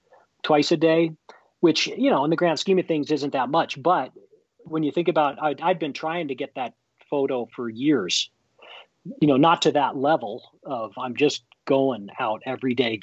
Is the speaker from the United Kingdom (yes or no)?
no; Jackson, Wyoming, United States; I was born and raised here in Jackson, and lived here most of my adult life.